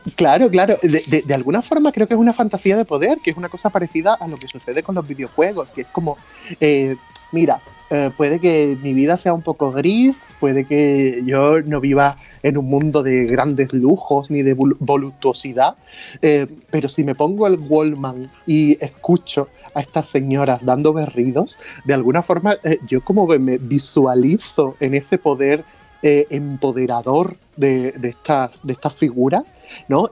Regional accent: Torremolinos, Andalusia, Spain; also born or lived in Rome; yo siempre he vivido eh, en, mi, Torremolinos, yo siempre he vivido en mi pueblo.

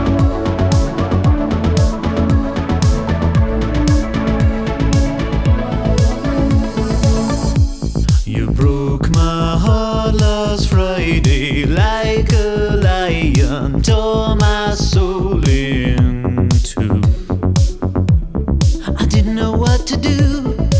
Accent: Jersey; I grew up in Jersey, which is a small place

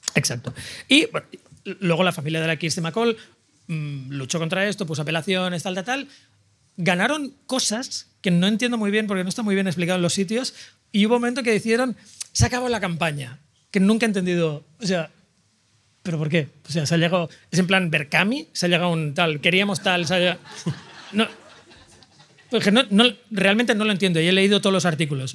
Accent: Sant Boi de Llobregat, Catalonia, Spain; yo soy de San Boy

